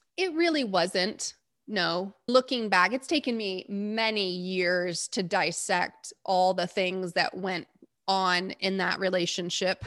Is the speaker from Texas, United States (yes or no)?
yes; Texas, United States; And I'm from Texas, and that's my home.